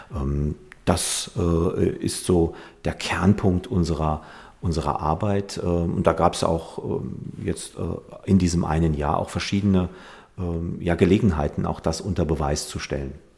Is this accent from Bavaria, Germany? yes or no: no; Mandelbachtal, Saarland, Germany; stamme aus dem Bliesgau, äh, aus der Gemeinde Mandelbachtal in Ormesheim, bin dort aufgewachsen